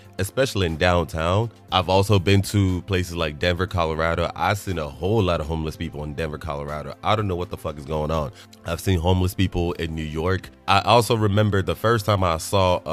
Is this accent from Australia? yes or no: no; Nigeria; moved away; I'm Nigerian, being born in Nigeria as a child